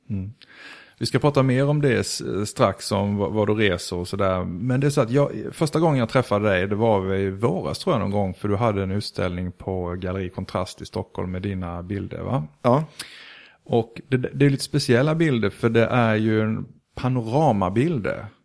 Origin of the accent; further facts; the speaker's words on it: Denmark; moved away; also born or lived in Sweden; Jag är född i Sverige men jag var tre när mina föräldrar eh, bortförde mig till Danmark.